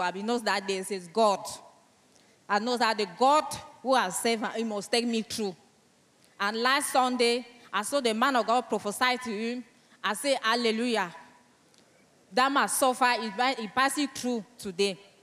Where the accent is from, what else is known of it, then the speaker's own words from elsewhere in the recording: Cameroon; first language French; English is a second language; I come from Cameroon